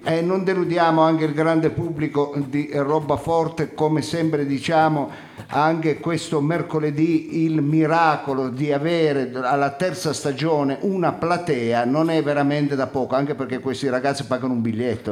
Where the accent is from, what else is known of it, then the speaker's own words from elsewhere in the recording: Turin, Piedmont, Italy; Io sono di Torino